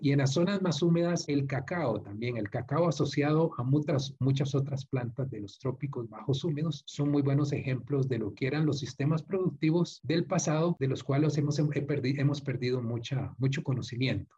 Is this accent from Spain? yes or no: no; Costa Rica; los que somos costarricenses